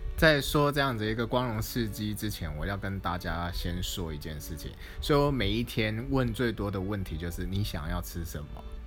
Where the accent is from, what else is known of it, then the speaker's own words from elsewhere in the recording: Taipei, Taiwan; moved away as an adult; now in Zhongli, Taiwan; 我们都是台北人